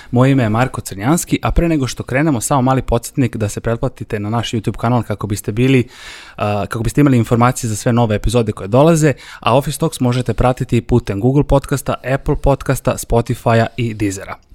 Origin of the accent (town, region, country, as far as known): Serbia